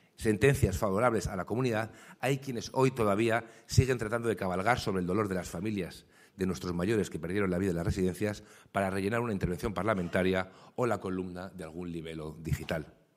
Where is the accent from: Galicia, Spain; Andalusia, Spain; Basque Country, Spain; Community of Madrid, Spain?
Community of Madrid, Spain; como madrileño